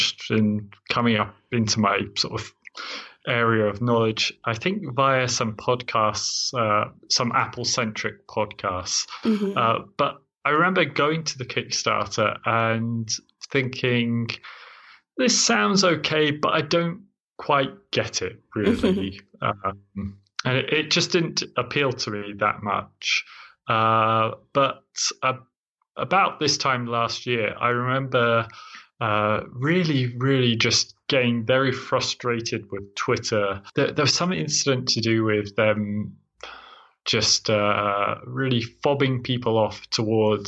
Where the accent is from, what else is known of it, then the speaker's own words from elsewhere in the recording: London, United Kingdom; moved away as an adult; also born or lived in Spain / Ukraine; now in Krakow, Poland; I currently live in Krakow, Poland, but I'm originally from Southwest London.